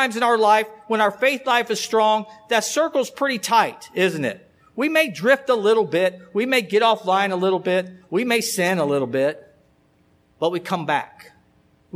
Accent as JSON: {"language": "English", "town": "Alexandria", "region": "Kentucky", "country": "United States", "tie": "born or raised there", "said": "I grew up in Alexandria"}